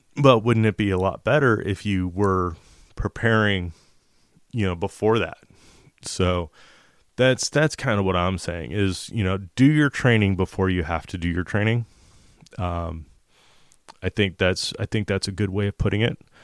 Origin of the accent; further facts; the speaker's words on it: United States; as an American man, uh, that's a spirit-filled Christian